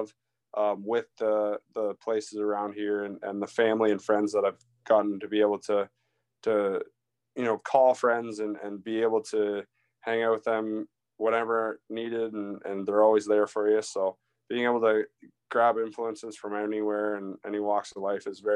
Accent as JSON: {"language": "English", "town": "Brussels", "region": "Ontario", "country": "Canada", "tie": "born or raised there", "lives_now": "London, Canada", "said": "I born and raised in Brussels, Ontario, which is a little north of London here."}